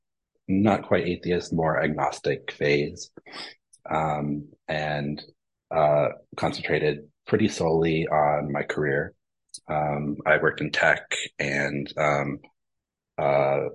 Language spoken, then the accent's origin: English; Midwest, United States; I grew up in the Midwest